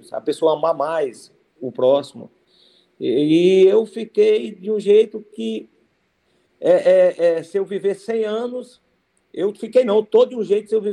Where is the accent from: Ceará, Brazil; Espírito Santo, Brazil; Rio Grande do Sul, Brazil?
Ceará, Brazil; Cariús; Eu sou de Cariús, interior do Ceará.